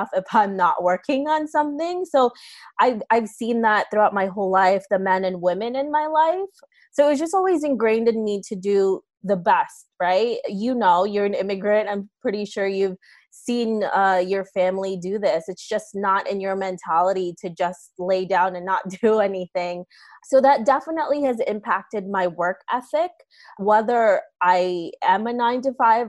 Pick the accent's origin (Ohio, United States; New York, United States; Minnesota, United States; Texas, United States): New York, United States; New York City; also born or lived in Philippines; So I got here when I was around 8 or 9. And then grew up in New York City and went to school here